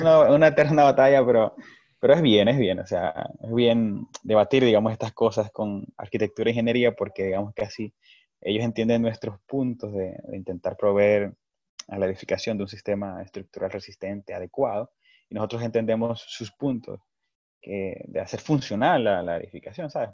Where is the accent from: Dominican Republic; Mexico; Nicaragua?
Dominican Republic; como dominicanos